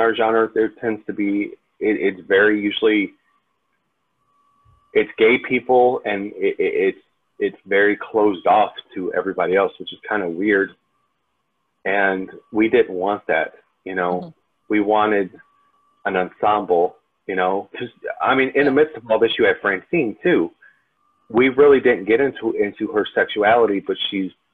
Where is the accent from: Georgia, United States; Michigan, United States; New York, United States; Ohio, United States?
Michigan, United States; Detroit; growing up in Detroit